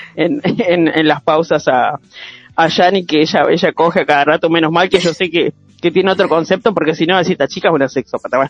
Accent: Concordia, Entre Ríos, Argentina; la ciudad de Concordia, el lugar donde yo nací

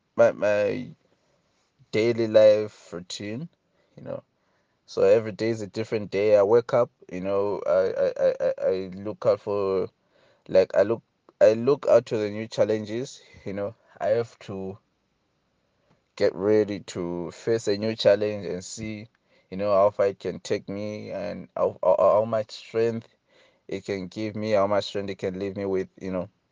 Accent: Hwange, Matabeleland North, Zimbabwe; English is a second language; moved away as an adult; now in Bulawayo, Zimbabwe; my hometown in Wange

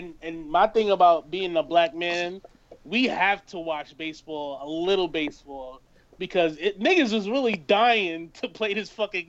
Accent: New York City, New York, United States; I'm from the Bronx

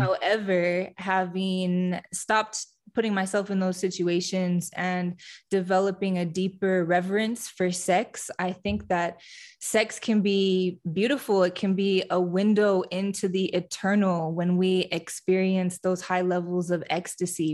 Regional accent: Fenton, Michigan, United States; moved away; also born or lived in Houston; My hometown is in Fenton, Michigan, which is a suburb of Flint, Michigan

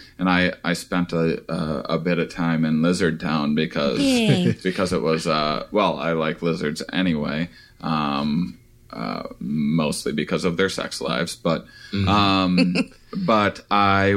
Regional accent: Wisconsin, United States; moved away; I'm from Wisconsin originally

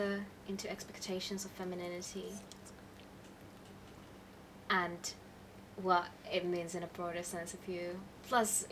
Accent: Finland; now in Hong Kong; from Finland

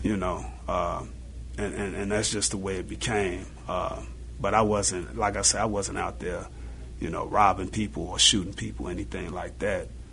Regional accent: Chicago, Illinois, United States; I grew up in Auburn Gresham.

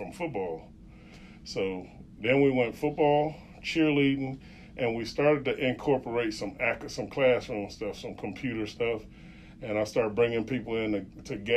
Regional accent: Chicago, Illinois, United States; in Chicago, in my hometown

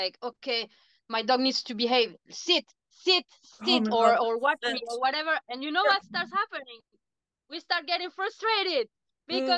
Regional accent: Chile; moved away; I come from Chile

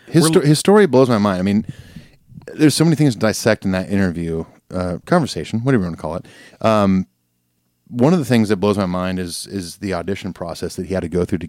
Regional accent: Southern California, United States; now in Nashville, United States; I'm from California. I'm from Southern California.

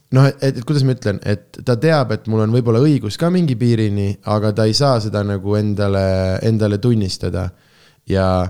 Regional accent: Tartu, Tartu County, Estonia; born or raised there

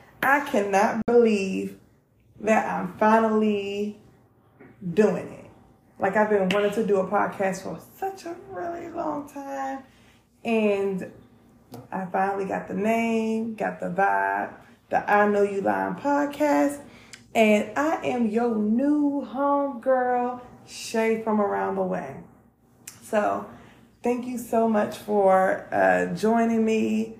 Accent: North Carolina, United States; also born or lived in Maryland; So I'm from North Carolina and originally, but I also like to say that I'm from Maryland. So I grew up in the projects in North Carolina.

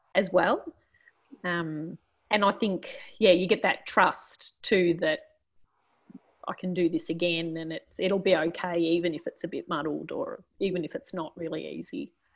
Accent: Australia; I was from Australia

